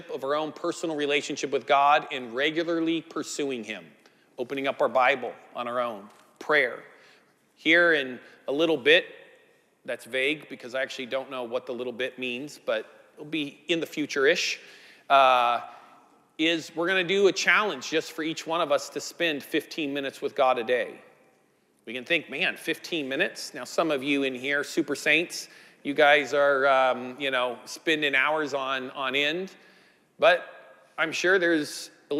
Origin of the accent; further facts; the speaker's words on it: Northern California coast, United States; I grew up in the Northern California on the coast